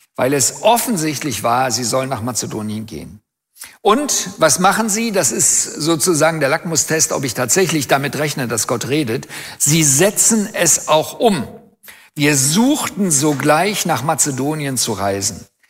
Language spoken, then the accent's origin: German; Germany; Als Deutsche